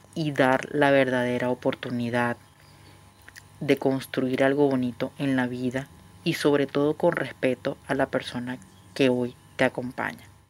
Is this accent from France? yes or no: no; Venezuela; moved away as an adult; now in Buenos Aires, Argentina; Soy una venezolana viviendo en Buenos Aires hace apenas tres meses